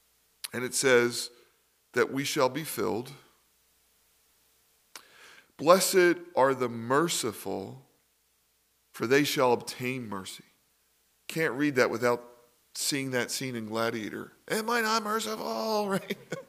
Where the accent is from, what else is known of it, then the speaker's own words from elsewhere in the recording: Philadelphia, Pennsylvania, United States; Because I was raised in Philly, we used to go to sports games.